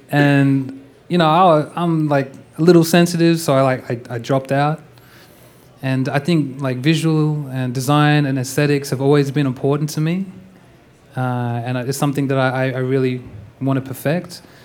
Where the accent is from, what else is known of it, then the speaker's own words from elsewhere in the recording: Perth, Western Australia, Australia; I'm from Australia, Perth, Western Australia